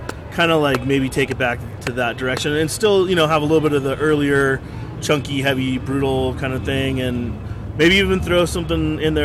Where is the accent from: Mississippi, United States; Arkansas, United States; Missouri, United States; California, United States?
California, United States; Santa Cruz; my parents were hippies, you know, we come from Santa Cruz, which is, you know, it's it's just an open-minded hippie town, and that's just what I'm used